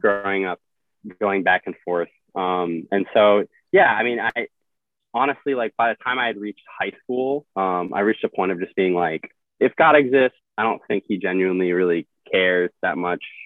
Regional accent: Midwest, United States; moved away as an adult; also born or lived in Illinois; now in Arizona, United States; the culture I grew up in in the Midwest

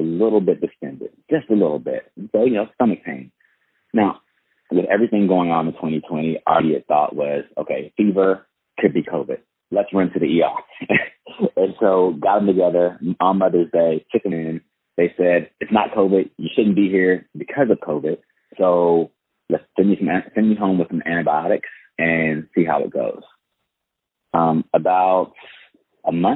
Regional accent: Fort Worth, Texas, United States; moved away as an adult; now in Chino Hills, United States; I'm from Fort Worth, Texas, and I actually relocated to SoCal, the Chino Hills area, for the second time in 2019

